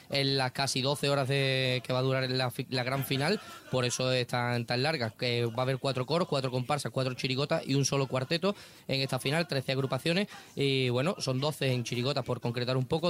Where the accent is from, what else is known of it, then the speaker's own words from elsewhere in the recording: Cádiz, Andalusia, Spain; mi pequeño speech como, como gaditano